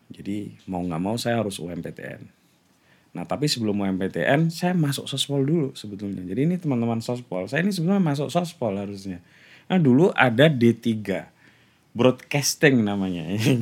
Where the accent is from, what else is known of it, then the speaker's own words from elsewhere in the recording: Kulis village, Central Java, Indonesia; accent: Pantura, East Javanese; moved away as an adult; also born or lived in Rembang / Yogyakarta; secara kultural saya ini sebetulnya orang Jawa Timur, hmm. tapi secara teritori saya ini orang Jawa Tengah